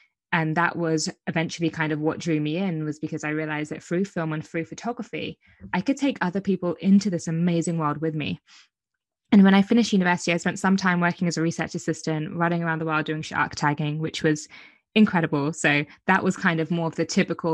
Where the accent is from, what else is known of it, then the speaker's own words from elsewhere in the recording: Brighton, South East England, United Kingdom; where I'm from Brighton. The south coast